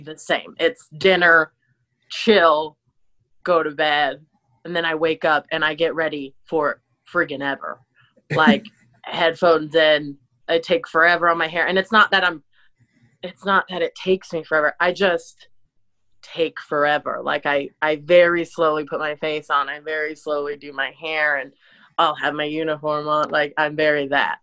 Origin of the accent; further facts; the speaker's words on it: Illinois, United States; I was born in Illinois